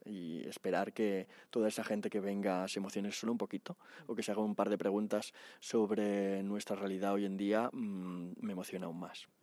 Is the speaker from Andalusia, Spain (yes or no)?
no; Barcelona, Catalonia, Spain; now in Madrid, Spain; yo soy de ahí, vivo en Madrid, pero soy de Barcelona